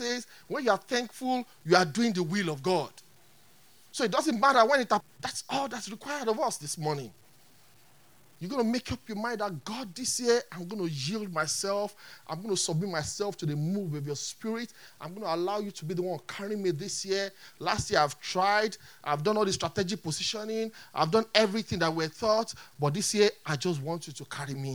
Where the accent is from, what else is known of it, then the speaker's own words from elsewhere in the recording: Nigeria; I'm a Nigerian.